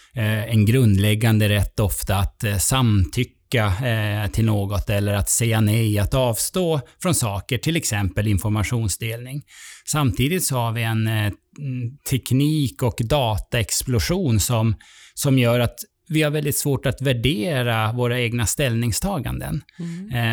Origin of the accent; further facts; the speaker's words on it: Sweden; vi svenskar